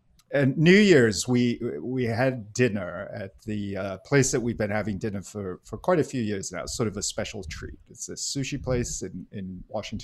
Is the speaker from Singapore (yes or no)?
yes; Singapore; moved away; I grew up in Singapore